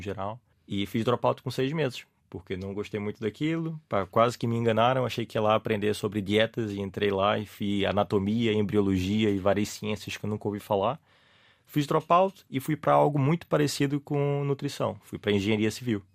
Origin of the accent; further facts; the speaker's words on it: Recife, Pernambuco, Brazil; accent: Brazilian; now in Portugal; Sou de uma cidade chamada Recife, que fica no nordeste do Brasil